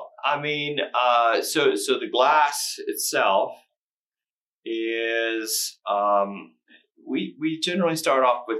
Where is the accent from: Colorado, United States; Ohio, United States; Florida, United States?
Ohio, United States; Circleville; because I'm from Circleville, Ohio.